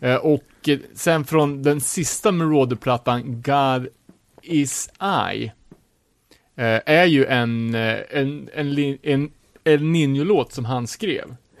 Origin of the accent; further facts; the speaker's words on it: Sweden; här sitter vi som svenskar, världens mest sekulariserade land